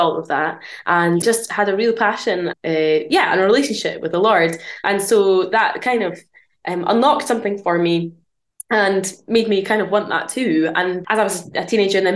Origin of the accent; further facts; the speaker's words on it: near Aberdeen, northeast of Scotland, United Kingdom; now in Bathgate, United Kingdom; I'm from Scotland. Originally from the northeast of Scotland, up near Aberdeen.